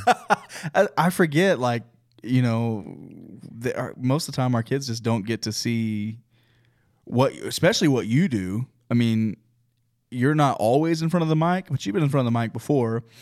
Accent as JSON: {"language": "English", "region": "Oklahoma", "country": "United States", "tie": "born or raised there", "moved": "yes", "lives_now": "Texas, United States", "said": "I grew up in Oklahoma"}